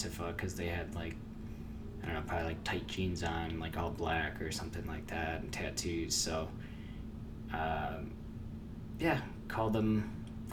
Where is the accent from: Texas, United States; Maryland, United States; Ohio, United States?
Maryland, United States; I'm from the People's Republic of Maryland